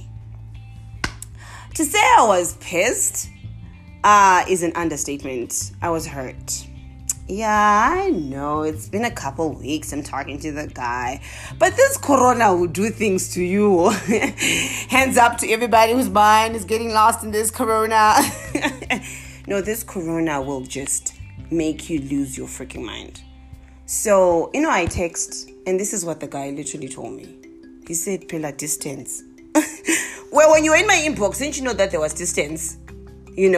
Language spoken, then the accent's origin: English; Zimbabwe; accent: Zimbabwean; also born or lived in South Africa; I'm now back to my Zimbabwean accent.